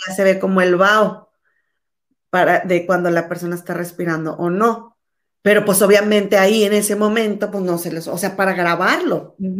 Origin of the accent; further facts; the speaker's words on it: Monterrey, Nuevo León, Mexico; moved away; tú y yo somos mexicanas, pero no vivimos ahí.